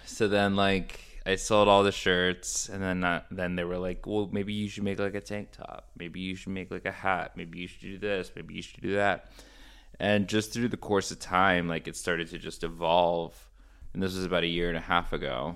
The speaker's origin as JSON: {"language": "English", "town": "Orlando", "region": "Florida", "country": "United States", "tie": "born or raised there", "also_born_or_lived": "Boston / New York / Fort Lauderdale / Chicago", "moved": "as an adult", "lives_now": "Miami, United States", "said": "I grew up in Florida, in Orlando"}